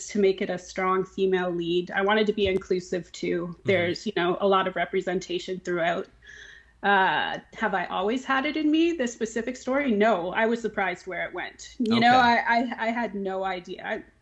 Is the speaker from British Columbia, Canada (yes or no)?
no; Dundas, Ontario, Canada; born or raised there